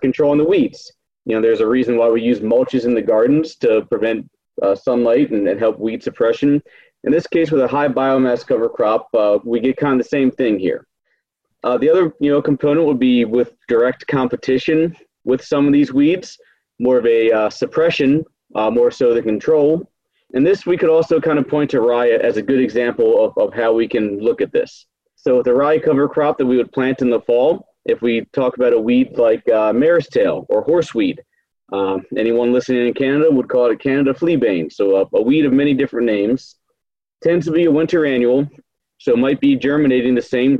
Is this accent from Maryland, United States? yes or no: yes; Maryland, United States; moved away as an adult; also born or lived in Indiana; now in North Dakota, United States; I grew up in Maryland, not on a farm, but helped out a family friend with his farming practices